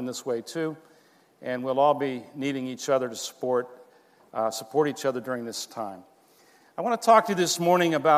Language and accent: English; Miramar, Florida, United States; moved away as an adult; now in Brazil; I grew up here in Miramar, and I went to Miramar Elementary. I went to MacArthur High School, and this is where I grew up